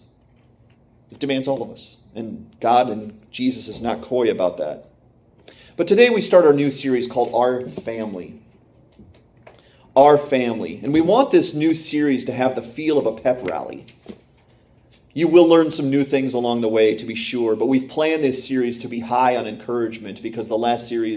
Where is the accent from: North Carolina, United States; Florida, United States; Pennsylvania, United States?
Pennsylvania, United States; now in Michigan, United States; I grew up in Pennsylvania